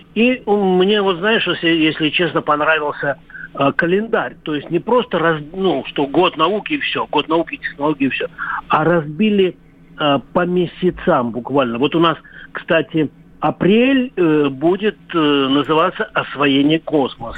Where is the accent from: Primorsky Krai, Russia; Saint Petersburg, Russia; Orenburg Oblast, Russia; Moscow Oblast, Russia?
Orenburg Oblast, Russia; Orenburg; moved away; я, м, родился в Оренбургской области. И я жил в Оренбурге